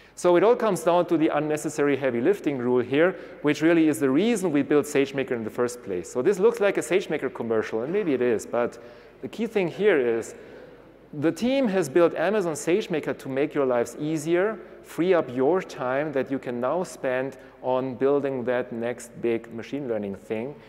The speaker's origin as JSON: {"language": "English", "town": "Munich", "region": "Bavaria", "country": "Germany", "said": "I'm from Munich, so that would be my region"}